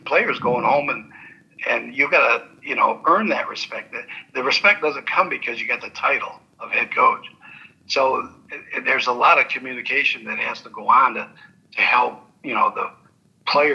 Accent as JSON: {"language": "English", "town": "Ann Arbor", "region": "Michigan", "country": "United States", "tie": "born or raised there", "said": "I grew up in Ann Arbor"}